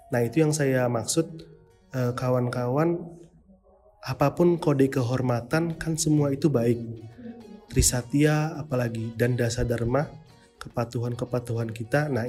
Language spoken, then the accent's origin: Indonesian; Batam, Riau Islands, Indonesia